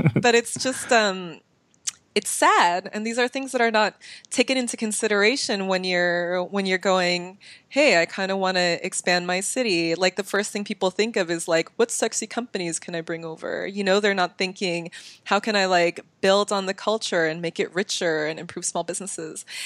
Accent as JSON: {"language": "English", "area": "Bay Area", "region": "California", "country": "United States", "said": "I come from the Bay Area"}